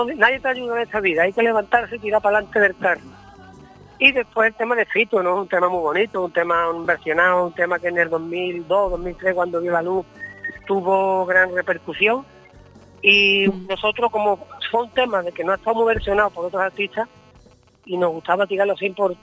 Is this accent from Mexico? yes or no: no; Hinojos, Andalusia, Spain; Somos de Hinojos. un pueblo muy vinculado a, los vacíos puesto que estamos muy cerquita, un pueblo marismeño